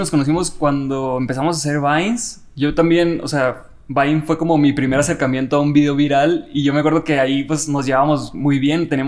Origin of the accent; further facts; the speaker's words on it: Los Mochis, Sinaloa, Mexico; moved away as an adult; now in Mexico City, Mexico; Soy de Los Mochis.